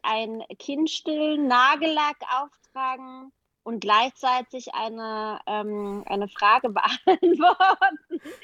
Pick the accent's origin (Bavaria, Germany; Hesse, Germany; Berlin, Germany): Berlin, Germany; ich bin ja in Ostberlin aufgewachsen, ich bin in der DDR aufgewachsen